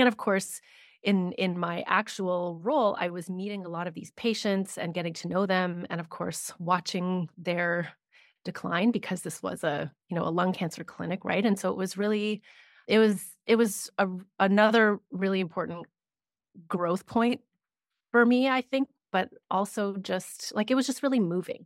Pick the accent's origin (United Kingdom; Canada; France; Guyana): Canada; I am based in Canada, I'm Canadian